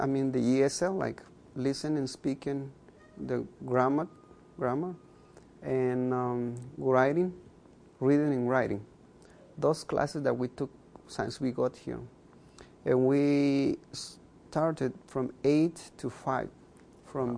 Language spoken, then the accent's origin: English; Chichicastenango, Quiché, Guatemala; first language K'iche'; English is a second language; moved away as an adult; also born or lived in Binghamton, New York; now in United States; i'm a mayan i speak uh, uh, one of the 23 mayan languages that we have in guatemala that's my first language